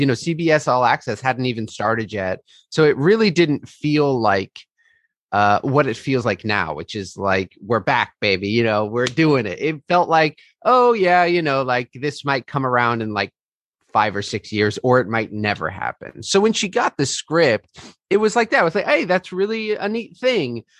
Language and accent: English; Fairfax, California, United States; I am from Fairfax, California, originally, which is in Marin outside San Francisco in the Bay Area